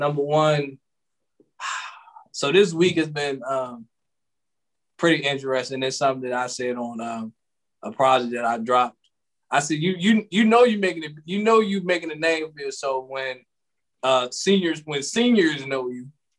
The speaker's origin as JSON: {"language": "English", "town": "Seat Pleasant", "region": "Maryland", "country": "United States", "tie": "born or raised there", "said": "I grew up in Sea Pleasant."}